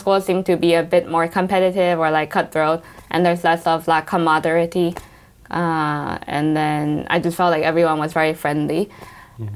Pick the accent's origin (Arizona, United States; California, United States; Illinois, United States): California, United States; Los Angeles; moved away as an adult; also born or lived in Taiwan; now in London, United Kingdom; I grew up in Los Angeles.